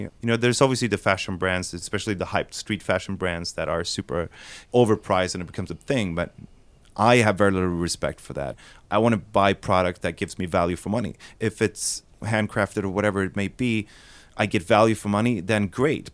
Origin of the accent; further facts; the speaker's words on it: Sweden; We're from Sweden